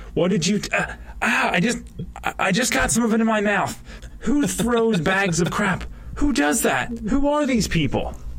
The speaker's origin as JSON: {"language": "English", "country": "United States", "said": "Being an American"}